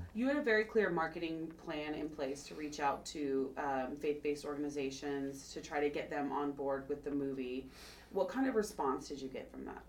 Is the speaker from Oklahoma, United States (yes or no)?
yes; Oklahoma, United States; now in California, United States; I'm from Oklahoma